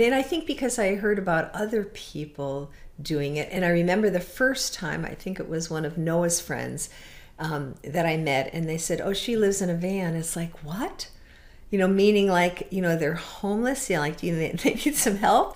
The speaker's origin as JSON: {"language": "English", "region": "Connecticut", "country": "United States", "moved": "as an adult", "lives_now": "Door County, Wisconsin, United States", "said": "originally, um, I'm from Connecticut"}